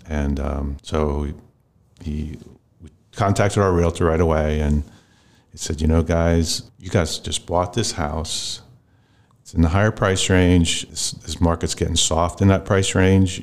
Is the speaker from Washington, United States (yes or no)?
no; Lancaster, Pennsylvania, United States; I was raised mostly in Lancaster.